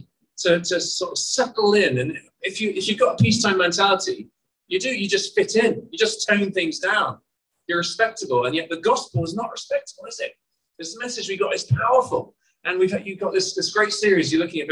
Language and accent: English; United Kingdom; moved away as an adult; also born or lived in Burundi; I'm Burundian as well as being British